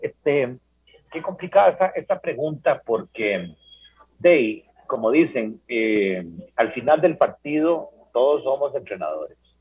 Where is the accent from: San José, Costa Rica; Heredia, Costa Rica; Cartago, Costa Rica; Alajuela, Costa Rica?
Cartago, Costa Rica; Paraíso; yo soy de Paraíso